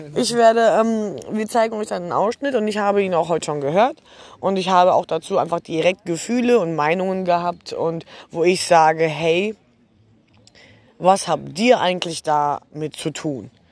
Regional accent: Germany; in Deutschland, dem Land, wo ich geboren bin

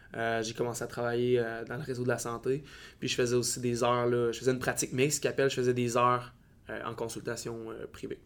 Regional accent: Baie-Comeau, Quebec, Canada; moved away as an adult; also born or lived in Val-d'Or; de ma petite ville natale à Bécomo, pour partir à l'université

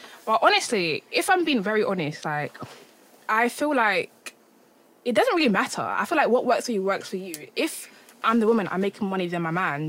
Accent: London, United Kingdom; I was brought up in London, because certain things that African mentality is not... I don't have it because I wasn't born and raised in Ghana.

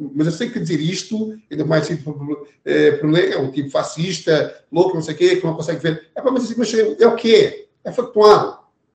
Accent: Algés, Lisbon, Portugal; Eu nasci no bairro Barracas, em Algés

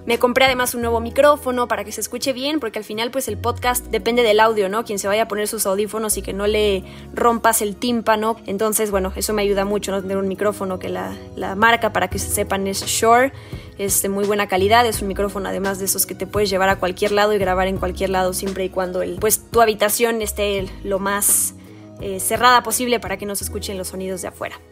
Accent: Mexico; soy mexicana

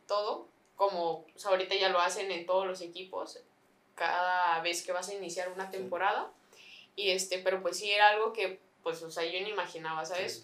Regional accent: San Luis Potosí, Mexico; donde vivo, de donde soy

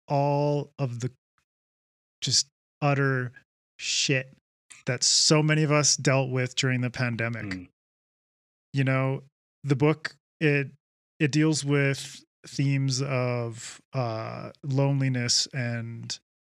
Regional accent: Vancouver Island, British Columbia, Canada; I grew up on Vancouver Island

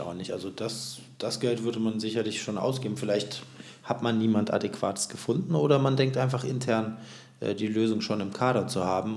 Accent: Bonn, North Rhine-Westphalia, Germany; wir kommen ja beide aus Bonn, aus, dem, aus der wunderschönen Ex-Hauptstadt

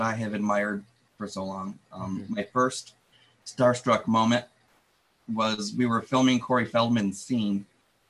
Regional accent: Detroit, Michigan, United States; I'm from Detroit

